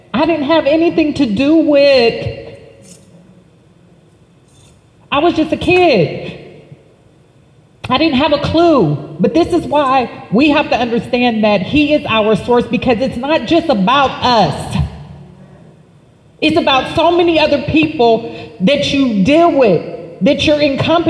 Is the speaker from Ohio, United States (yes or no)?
yes; Youngstown, Ohio, United States; also born or lived in Columbus, Ohio; I was born in Youngstown, Ohio.